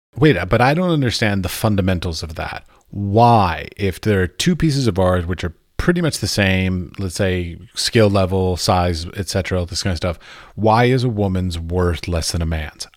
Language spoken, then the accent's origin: English; United States; I'm an American. And in America, when we, we were being raised